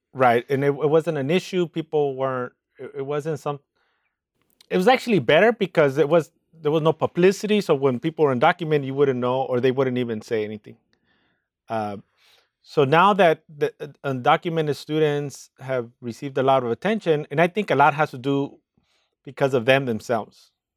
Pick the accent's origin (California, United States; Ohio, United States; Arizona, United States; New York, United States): California, United States; Los Angeles; I grew up in East L